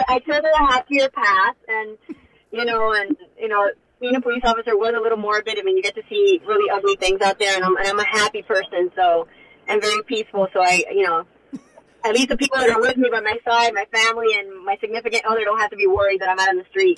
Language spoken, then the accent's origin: English; Hialeah, Florida, United States; moved away as an adult; also born or lived in Coral Gables; I love Hialeah. I love you know the city that I grew up